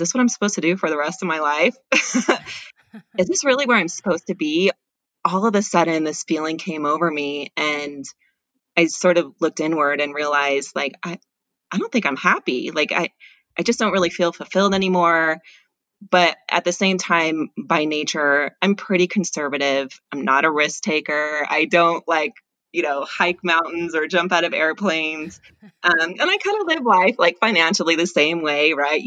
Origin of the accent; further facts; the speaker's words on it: Southern California, United States; I grew up in Southern California